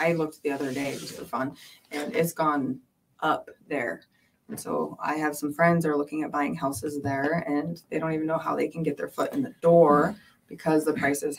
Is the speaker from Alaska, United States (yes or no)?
yes; Seward, Alaska, United States; moved away; also born or lived in California; I grew up in Seward